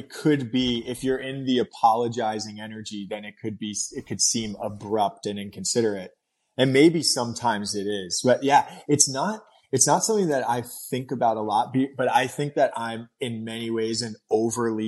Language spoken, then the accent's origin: English; New York City, New York, United States; moved away; I grew up in Brooklyn. So I was born and raised in Fort Greene, Brooklyn